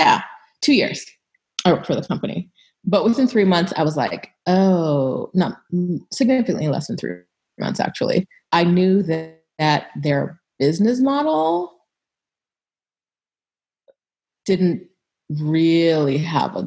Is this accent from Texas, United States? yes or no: no; California, United States; moved away as an adult; also born or lived in England / Jamaica / Ohio; I grew up in California